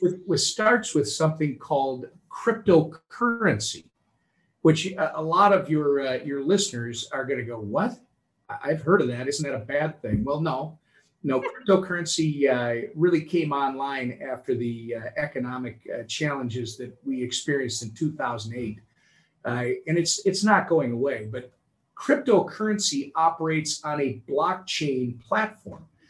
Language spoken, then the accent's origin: English; Minnesota, United States; here in my home state of Minnesota